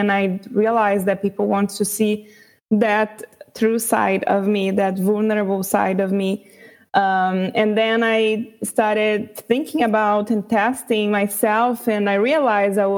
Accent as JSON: {"language": "English", "country": "Brazil", "tie": "born or raised there", "first_language": "Portuguese", "second_language": "English", "said": "I was born in Brazil and raised"}